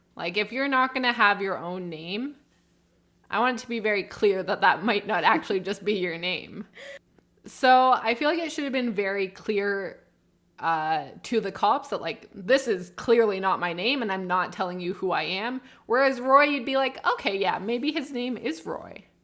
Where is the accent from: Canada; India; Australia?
Canada; As a Canadian